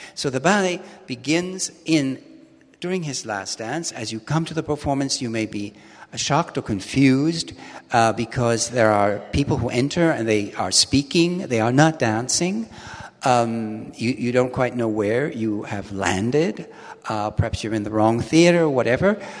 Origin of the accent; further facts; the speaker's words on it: Milwaukee, Wisconsin, United States; moved away as an adult; also born or lived in London; now in Hamburg, Germany; I was born in Milwaukee